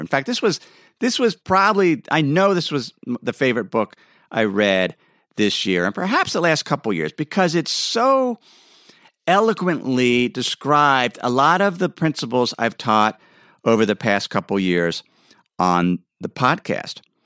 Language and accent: English; Ohio, United States; moved away as an adult; now in Idaho, United States; I grew up in Ohio, where there was plenty of rain